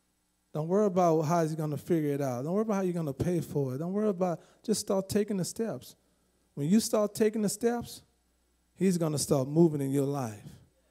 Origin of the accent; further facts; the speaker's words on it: California, United States; Never heard of Quick Trip because I came from California, so I never heard of Quick Trip.